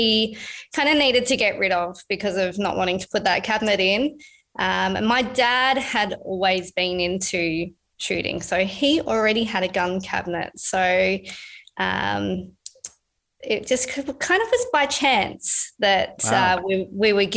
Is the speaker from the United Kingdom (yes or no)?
no; Busselton, Western Australia, Australia; I grew up down in Busselton, which was in the southwest of Western Australia